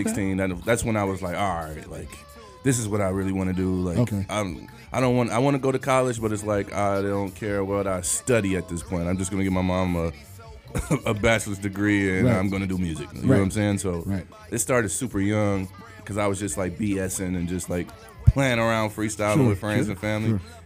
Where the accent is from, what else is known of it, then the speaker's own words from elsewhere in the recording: Detroit, Michigan, United States; Yeah, born and raised in Detroit. 7 Mile, the west side of 7 Mile.